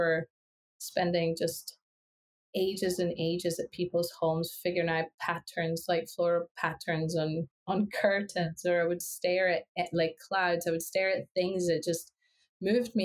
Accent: Ecuador; English is a second language; now in Scotland, United Kingdom; I grew up in Ecuador, which is in South America

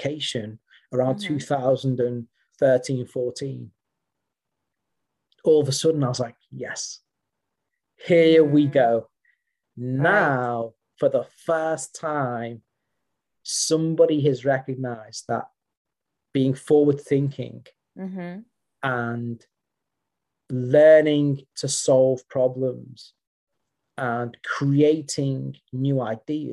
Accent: Liverpool, North West England, United Kingdom; moved away as an adult; now in West Sussex, United Kingdom; I'm native from Merseyside

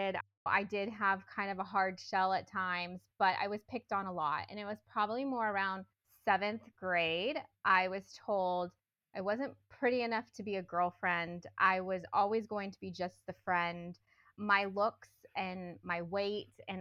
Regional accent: Northern California, United States; I grew up in Northern California with parents who are still married

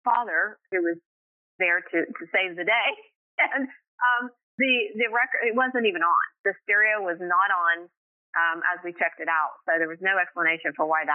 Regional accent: Middleport, Ohio, United States; moved away; I grew up in Ohio, a little town called Middleport, Ohio.

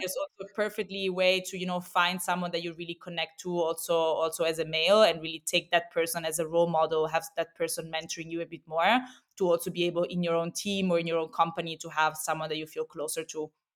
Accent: Rome, Lazio, Italy; moved away as an adult; also born or lived in Milan / Barcelona; now in Berlin, Germany; I'm, uh, originally Italian. I'm actually from Rome.

